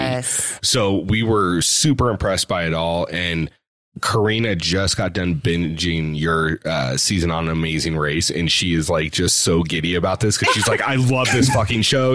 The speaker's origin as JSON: {"language": "English", "town": "Reno", "region": "Nevada", "country": "United States", "tie": "born or raised there", "also_born_or_lived": "Phoenix", "said": "we're in Reno, Nevada. It's it's a little bit bigger, but when we mm-hmm. were growing up, it was like max a town of like 80 or 90,000"}